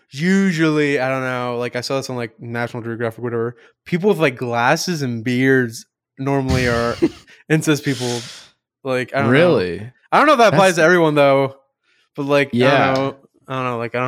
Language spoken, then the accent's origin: English; East of England, United Kingdom; Mate, I'm from London. I'm from London. I'm from Essex. A lot of people don't know that, but I'm from Essex.